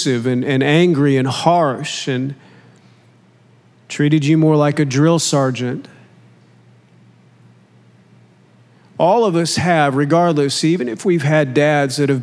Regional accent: Oklahoma, United States; I grew up in Oklahoma

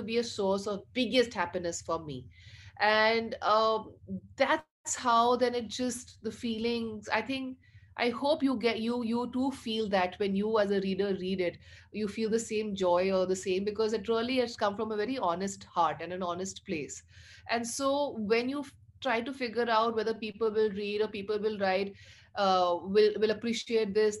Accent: Chandigarh, India; I was brought up in Chandigarh

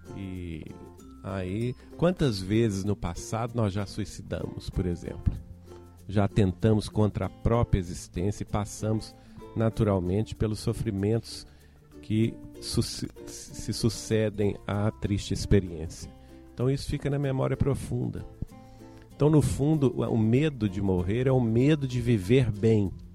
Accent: Belo Horizonte, Minas Gerais, Brazil; eu sou de Belo Horizonte

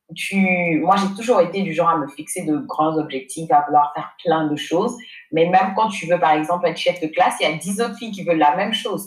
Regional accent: Côte d’Ivoire; also born or lived in United States; j'ai grandi en Côte d'Ivoire. Je suis j'ai grandi ici

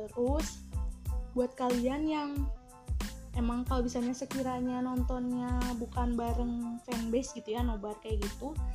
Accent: Bandung, West Java, Indonesia; aku asalnya Bandung

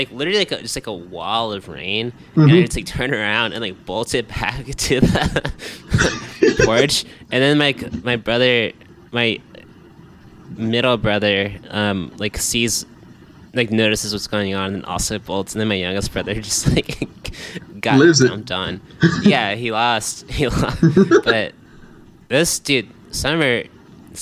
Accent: West Virginia, United States; moved away; I'm from West Virginia

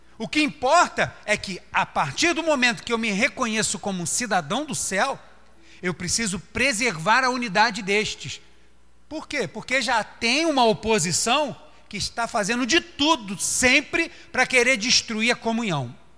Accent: Brazil

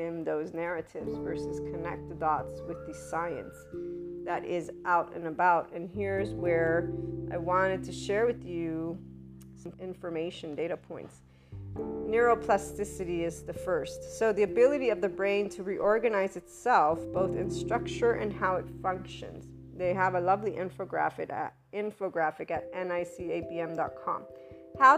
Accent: Naples, Campania, Italy; we're also Neapolitans from Italy

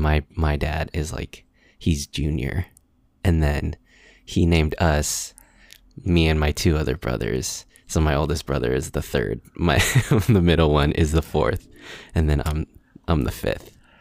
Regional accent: San Gabriel Valley, Los Angeles area, California, United States; also born or lived in Koreatown, Los Angeles; I grew up here in the L A area, more specifically the San Gabriel Valley

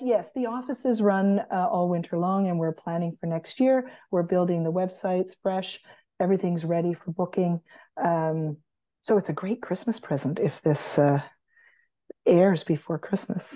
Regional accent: Canada; being Canadian

